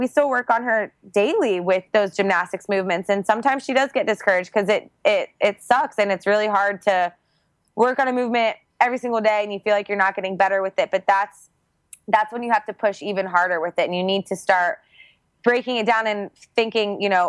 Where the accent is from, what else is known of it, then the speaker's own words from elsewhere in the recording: Georgia, United States; now in Puerto Rico; I grew up in Georgia